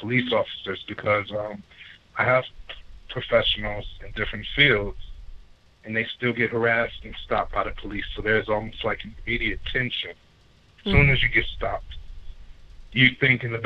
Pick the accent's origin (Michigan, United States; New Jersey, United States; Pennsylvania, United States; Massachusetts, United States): Michigan, United States; Detroit; growing up in Detroit, Michigan